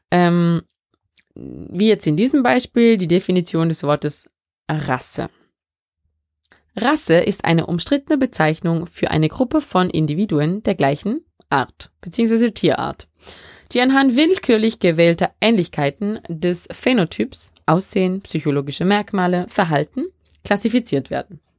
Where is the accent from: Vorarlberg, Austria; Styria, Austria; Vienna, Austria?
Vorarlberg, Austria; accent: Vorarlberg dialect; Da kommt mein Vorarlberger Dialekt durch. Oder versucht es zumindest.